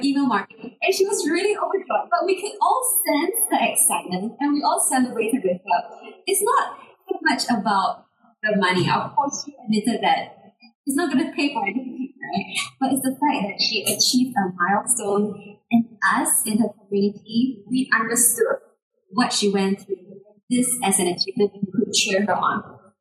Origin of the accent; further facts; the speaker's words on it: Singapore; I'm from Singapore